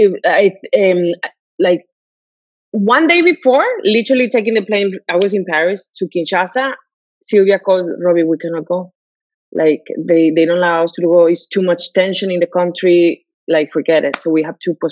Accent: Mexico; moved away; I come from Mexico, so, you know, I have lived there

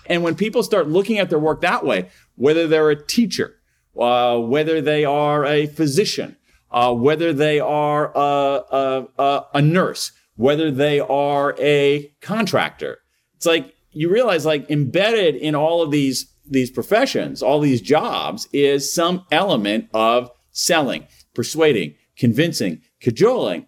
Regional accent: Columbus, Ohio, United States; moved away as an adult; also born or lived in Wilmington, Delaware; now in Washington D.C., United States; I grew up in Columbus, Ohio, uh, in Central Ohio

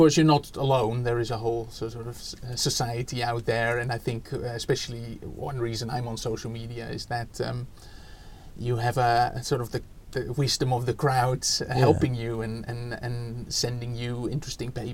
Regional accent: Netherlands; English is a second language; moved away as an adult; now in United Kingdom; you can already hear from my accent, I'm not from here. So I was born in the Netherlands and was a secondary school teacher there in mathematics

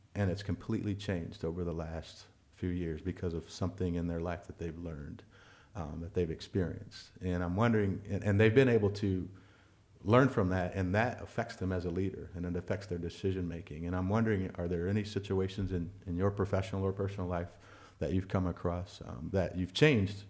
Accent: Iowa, United States; we're all from Iowa

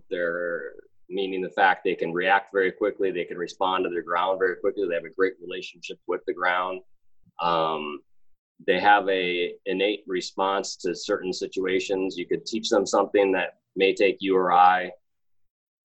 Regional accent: Chicago, Illinois, United States; I'm from Chicago.

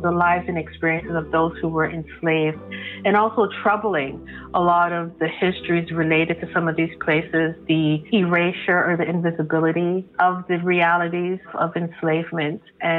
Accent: Toronto, Ontario, Canada; I was born and raised in Toronto

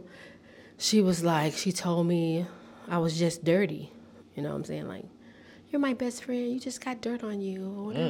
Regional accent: Repton, Alabama, United States; moved away as an adult; also born or lived in Tennessee; now in Nashville, United States; I'm from a very small town. Nobody knows it, but it's Repton, Alabama, and it's in the county of Conecuh

